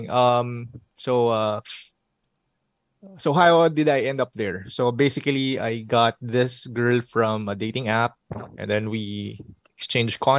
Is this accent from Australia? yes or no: no; Philippines; I'm from uh, the Philippines, some part of the Philippines.